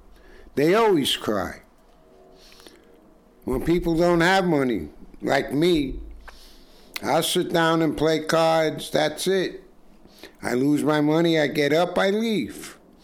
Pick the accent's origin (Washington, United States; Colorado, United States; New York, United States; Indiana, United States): New York, United States; New York City; accent: Brooklyn; now in Queens, New York, United States; I was born in Brooklyn.